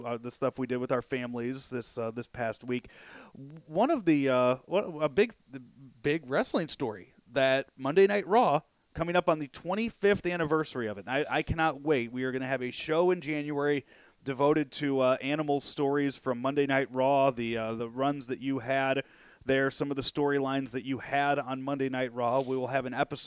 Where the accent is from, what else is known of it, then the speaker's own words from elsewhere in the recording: Chicago, Illinois, United States; when I was a kid growing up in the Chicagoland area